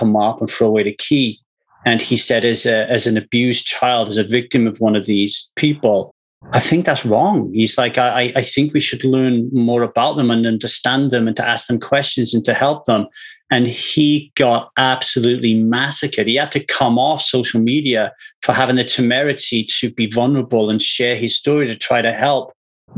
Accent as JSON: {"language": "English", "town": "Ogmore Vale", "region": "Wales", "country": "United Kingdom", "tie": "born or raised there", "moved": "yes", "lives_now": "Los Angeles, United States", "said": "I'm in LA now, but I grew up in Ogmore Vale"}